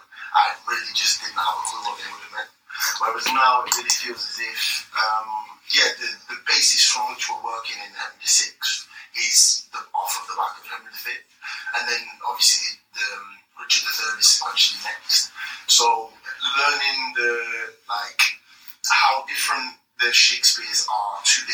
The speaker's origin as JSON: {"language": "English", "country": "Grenada", "tie": "born or raised there", "moved": "yes", "lives_now": "United Kingdom", "said": "as a man of Caribbean heritage, when I was born in Grenada"}